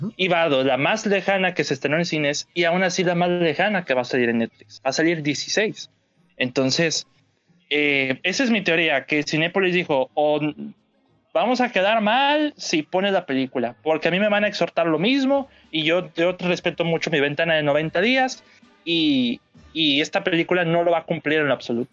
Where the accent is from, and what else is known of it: Nuevo León, Mexico